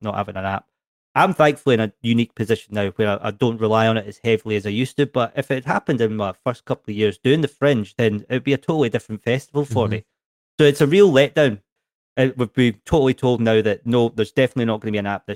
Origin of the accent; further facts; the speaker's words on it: Edinburgh, Scotland, United Kingdom; I'm from Edinburgh.